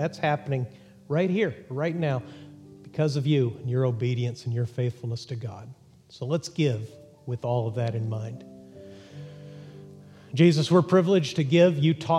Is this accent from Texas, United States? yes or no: yes; Texas, United States; born there; Texas is Interstate 40, and they may be right about that, even though I was born there. I can criticize my hometown.